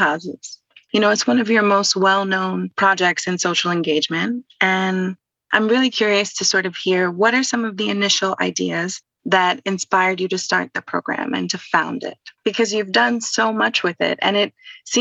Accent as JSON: {"language": "English", "region": "New York", "country": "United States", "said": "I'm from New York. I don't know what a shotgun house is. I grew up in a brownstone"}